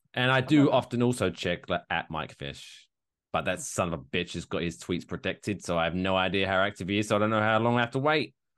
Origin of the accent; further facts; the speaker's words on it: United Kingdom; I'm British